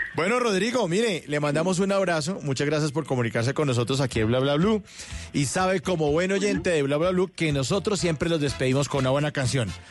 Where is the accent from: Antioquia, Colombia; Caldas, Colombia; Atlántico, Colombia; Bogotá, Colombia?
Bogotá, Colombia; Los rolos, en eso somos medio hartos